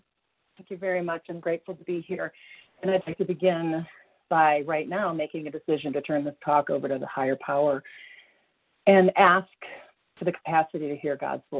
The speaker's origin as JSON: {"language": "English", "region": "Colorado", "country": "United States", "said": "I'm from Colorado."}